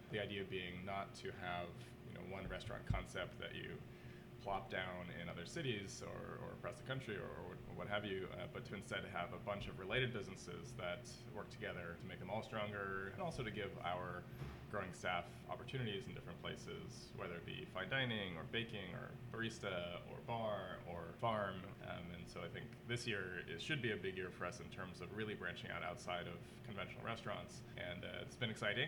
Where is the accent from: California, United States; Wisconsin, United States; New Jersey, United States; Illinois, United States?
New Jersey, United States; moved away as an adult; also born or lived in Manhattan, New York / San Francisco; now in San Francisco Bay Area, United States; I was born in New Jersey and grew up there for the first 22 years of my life